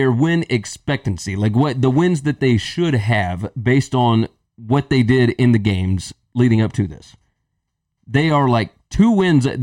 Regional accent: Memphis, Tennessee, United States; we're from Memphis.

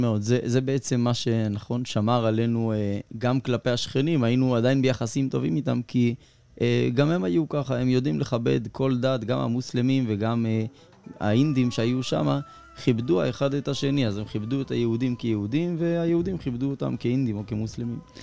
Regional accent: India; now in Israel; אצלנו ההודים

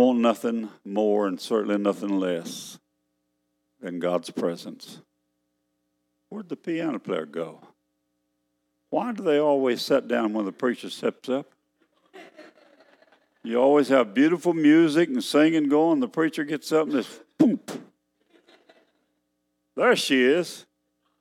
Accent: Texas, United States; I'm a Texan. That's where I'm from

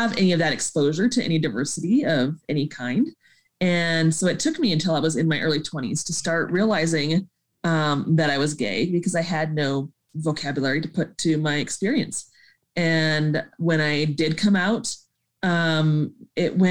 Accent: Colorado Springs, Colorado, United States; also born or lived in Montana / Southern California; we came and put down roots in Colorado Springs

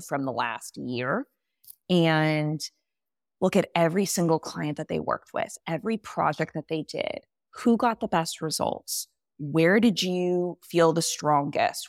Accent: California, United States; moved away as an adult; I grew up in California

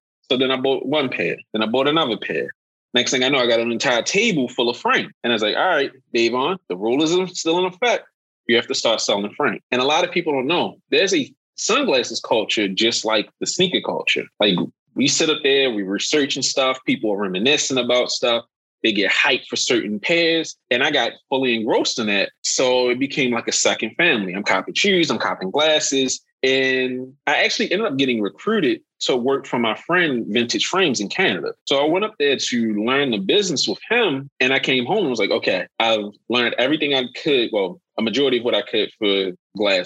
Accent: Baltimore, Maryland, United States; I am from Baltimore.

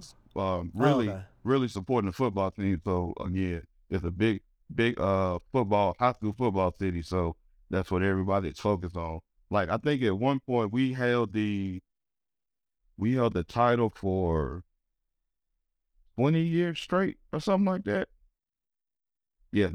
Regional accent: Reidsville, North Carolina, United States; Yeah, I'm actually from Reedsville, which is like maybe 20 minutes up the road from Greensboro.

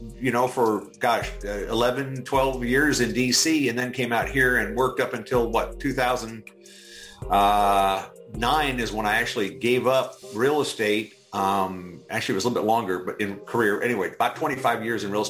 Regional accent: Arlington, Virginia, United States; moved away as an adult; also born or lived in Washington, D.C. / Gaithersburg, Maryland; now in Tulsa, United States; I grew up in Arlington. I was born in GW Hospital

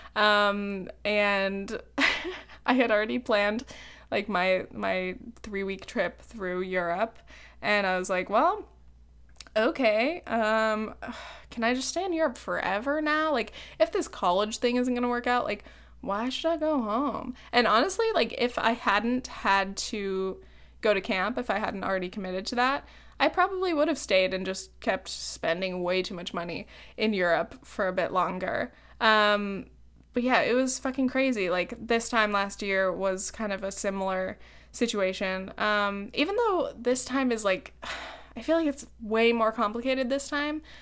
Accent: Laguna Beach, California, United States; now in New York, United States

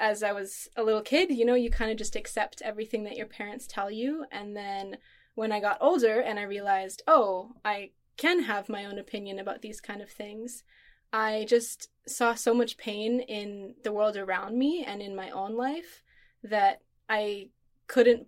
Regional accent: Manitoba, Canada; I grew up in Manitoba, Canada

